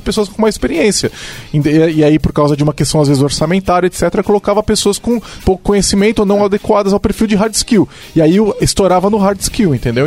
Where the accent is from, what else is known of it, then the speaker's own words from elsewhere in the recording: São Paulo, Brazil; eu sou de São Paulo